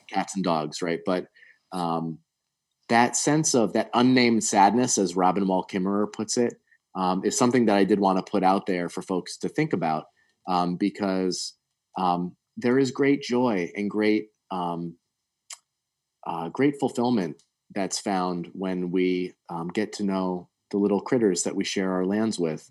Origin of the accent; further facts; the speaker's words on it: Connecticut, United States; moved away as an adult; also born or lived in the Carolinas / Smoky Mountains; growing up in Connecticut